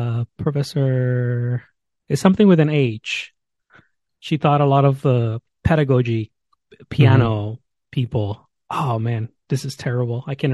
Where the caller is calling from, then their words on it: Wisconsin, United States; also born or lived in Fort Worth; Yeah, so we are in Wisconsin.